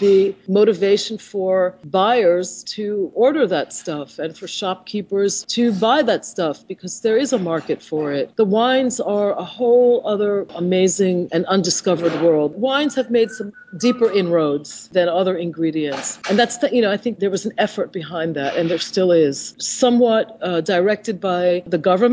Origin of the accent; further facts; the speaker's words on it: New York City, New York, United States; I'm also from New York